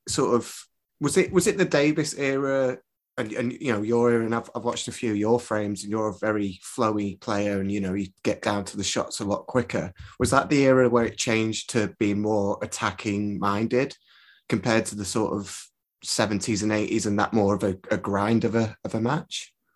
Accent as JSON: {"language": "English", "town": "Preston", "region": "North West England", "country": "United Kingdom", "said": "I'm from Preston"}